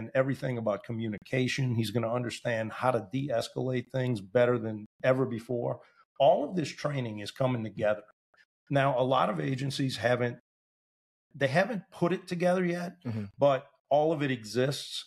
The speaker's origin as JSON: {"language": "English", "town": "New Orleans", "region": "Louisiana", "country": "United States", "tie": "born or raised there", "said": "I was born and raised in New Orleans"}